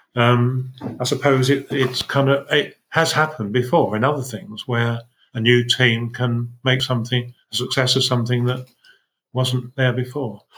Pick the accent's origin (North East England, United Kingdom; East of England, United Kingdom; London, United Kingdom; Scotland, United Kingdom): East of England, United Kingdom; Essex; when I grew up in Essex, we had our own religion